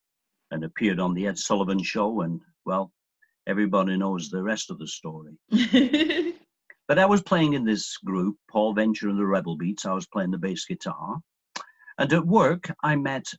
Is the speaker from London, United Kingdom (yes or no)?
no; Lancashire, North West England, United Kingdom; moved away as an adult; also born or lived in Glasgow, Scotland; now in Canada; I was born in Glasgow, Scotland. Moved to Lancashire, England when I was 19. No, when I was 9